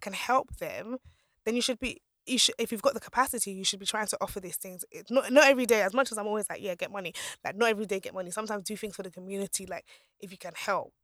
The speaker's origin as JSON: {"language": "English", "country": "Nigeria", "said": "I'm Nigerian"}